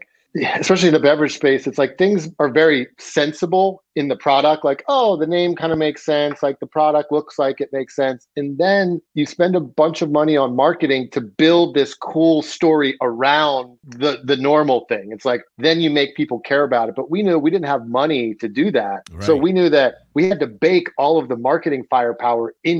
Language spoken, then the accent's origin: English; Wilmington, Delaware, United States; moved away; also born or lived in Southern Chester County, Pennsylvania / Philadelphia, Pennsylvania; I grew up actually in Wilmington, Delaware for, like, the first part of my life, and then went to high school in, like, Southern Chester County in, like, rural PA.